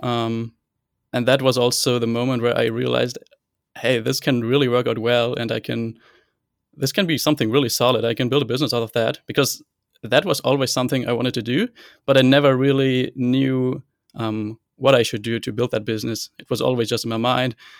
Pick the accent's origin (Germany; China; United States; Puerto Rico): Germany; Hanover, Lower Saxony; I'm from Hanover, Germany, and I am still a computer science student here